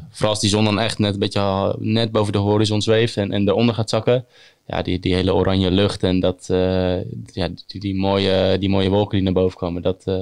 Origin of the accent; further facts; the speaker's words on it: Noordwijk, South Holland, Netherlands; ik kom uit Noordwijk